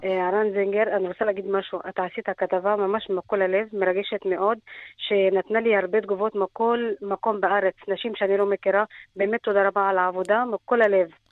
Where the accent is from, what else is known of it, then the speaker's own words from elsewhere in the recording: Egypt; moved away as an adult; also born or lived in Lebanon; now in Israel; אני נולדתי בלבנון, אה, רק שנתיים נשארתי שם במלחמה, ברחנו למצרים. גדלתי ולמדתי לימודים שלי במצרים